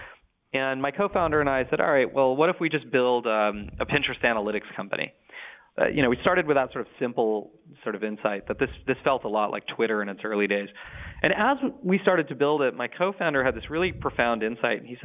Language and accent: English; Silicon Valley, California, United States; I grew up in the Silicon Valley